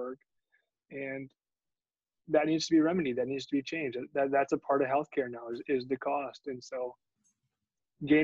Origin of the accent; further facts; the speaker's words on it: Michigan, United States; I was born in Michigan